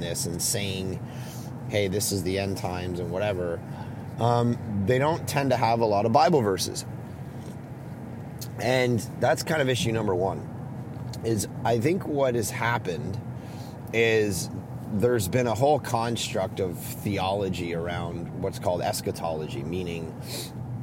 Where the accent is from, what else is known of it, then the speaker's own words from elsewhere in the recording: Canada; as a Canadian